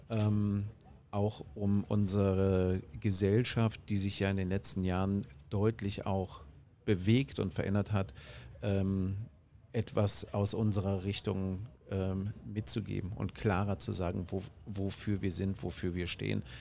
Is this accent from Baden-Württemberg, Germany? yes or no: no; Bonn, North Rhine-Westphalia, Germany; Ich bin aus Bonn.